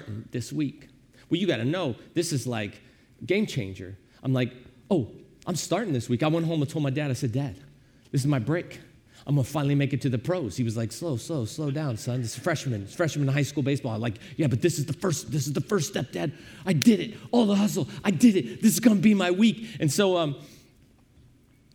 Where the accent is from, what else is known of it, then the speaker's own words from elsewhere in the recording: Granite City, Illinois, United States; we grew up in Granite City, Illinois